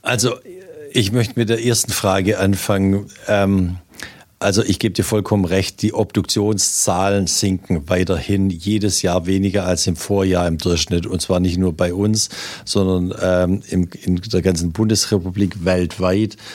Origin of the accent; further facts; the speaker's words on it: Swabia, Baden-Württemberg, Germany; als Schwabe